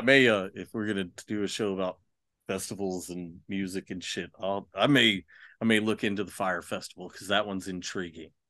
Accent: Austin, Texas, United States; growing up in Austin

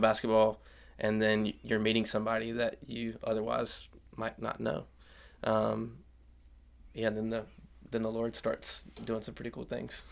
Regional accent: Union, United States; I grew up in Union.

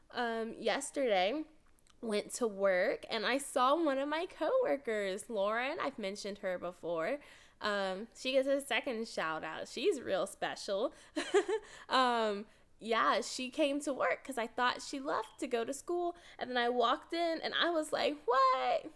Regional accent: Texas, United States; I'm from Texas, so our state's in El Paso.

